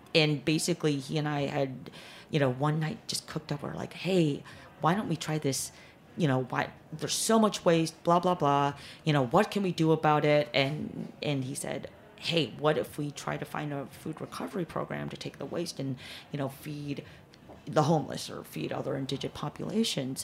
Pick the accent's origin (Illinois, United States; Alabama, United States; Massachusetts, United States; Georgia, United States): Illinois, United States; Chicago; moved away; also born or lived in Korea / New York; grew up uh, in chicago most of my years